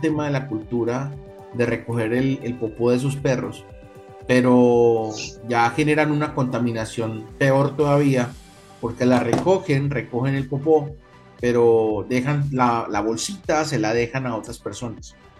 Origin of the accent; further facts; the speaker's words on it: Medellín, Antioquia, Colombia; Y nosotros somos de Medellín, los tres somos de Medellín